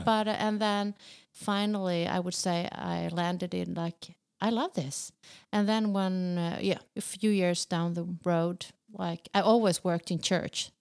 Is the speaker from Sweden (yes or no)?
yes; Sweden; accent: Swedish; in Swedish, even in my accent